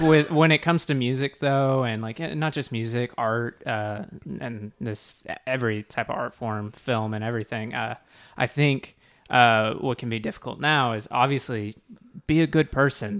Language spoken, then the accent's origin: English; Texas, United States; we're all from Texas